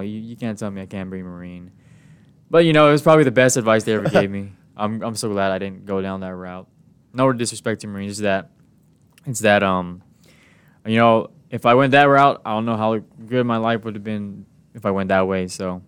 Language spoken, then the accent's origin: English; Guam; moved away as an adult; now in San Diego, United States; my hometown is, um, Guam.